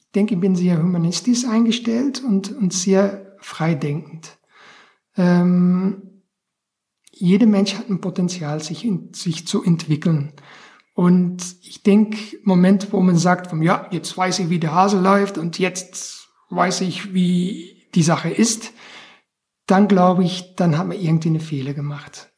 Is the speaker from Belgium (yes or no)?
yes; Belgian coast near the French border, Flanders, Belgium; moved away; von der Region, wo ich aufgewachsen bin, das ist ähm, Grenze Frankreich, am Meer sehr touristisch